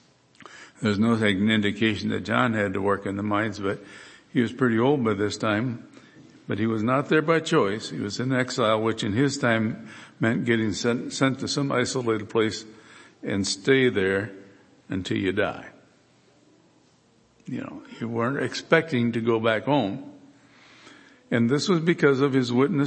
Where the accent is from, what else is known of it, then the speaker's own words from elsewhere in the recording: Michigan, United States; moved away as an adult; also born or lived in Kansas; I grew up in Michigan and I've pastored in Kansas for 10 years